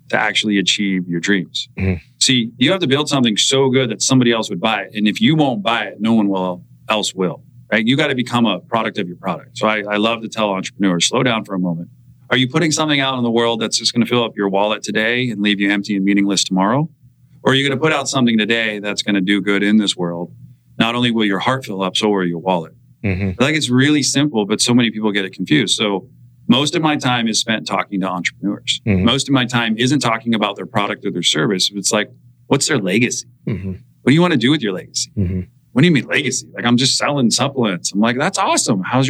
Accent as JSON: {"language": "English", "town": "Santa Cruz", "region": "California", "country": "United States", "said": "We're both from Santa Cruz"}